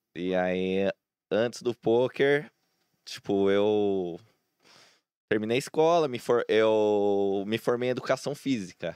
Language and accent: Portuguese; Santo André, São Paulo, Brazil; also born or lived in São Bernardo do Campo; Eu sou de Santo André, né? Eu sou nascido em São Bernardo, mas sempre morei minha vida inteira em Santo André